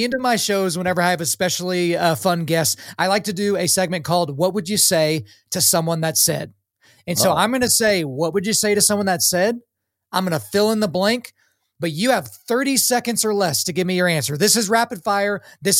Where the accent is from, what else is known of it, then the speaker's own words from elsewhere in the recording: Oklahoma, United States; moved away as an adult; also born or lived in New York City; I swear I grew up in Oklahoma